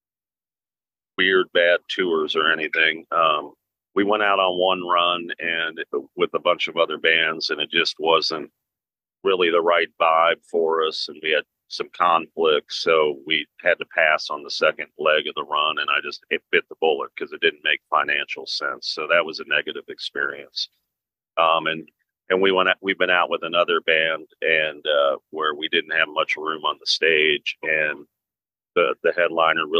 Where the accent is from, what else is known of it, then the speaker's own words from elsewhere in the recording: Cincinnati, Ohio, United States; my hometown of Cincinnati, Ohio